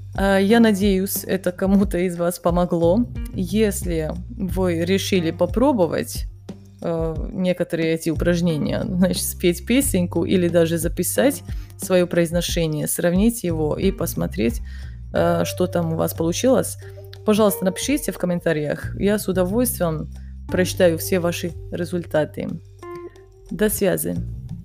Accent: Kanjiža, Vojvodina, Serbia; Russian is a second language; also born or lived in Bosnia and Herzegovina; я родилась в Боснии, мы переехали потом в Сербию, и сначала я жила в маленьком городе, который называется Канижа. Он находится на севере Сербии

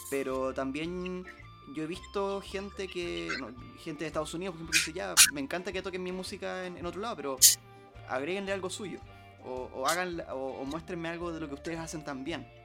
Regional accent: Chile; Pero mm, más allá que uno como mestizo chileno obviamente lo lleva consigo, pero no estaba explícito en, la sangre, pero sí en la crianza, sí en las costumbres

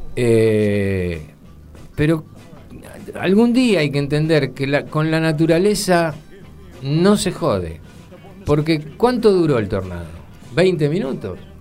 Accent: Argentina; nosotros los argentinos

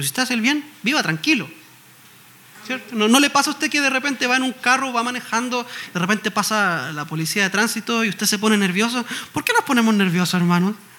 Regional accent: Chile; en Chile, en mi país.

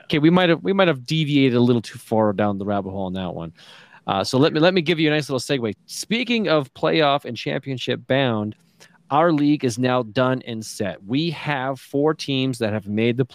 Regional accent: small town Alberta, Canada; I'm small town.

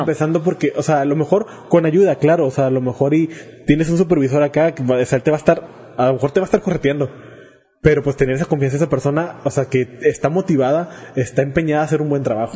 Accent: Mexico; somos mexicanos

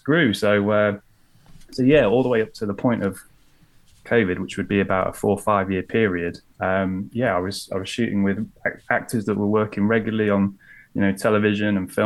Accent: Lincolnshire, East Midlands, United Kingdom; also born or lived in London; now in Lincoln, United Kingdom; I'm from Lincolnshire

